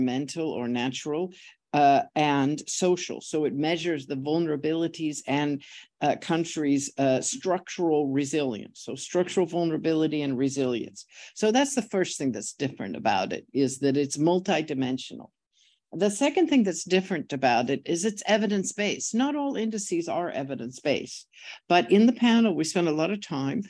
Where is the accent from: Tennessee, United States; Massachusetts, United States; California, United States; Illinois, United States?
California, United States; San Francisco; I'm from San Francisco